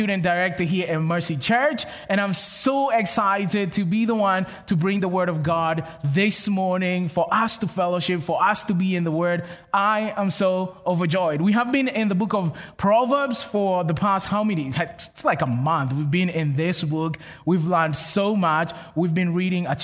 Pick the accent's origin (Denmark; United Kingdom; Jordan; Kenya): Kenya; moved away; I'm from Kenya, which is in Africa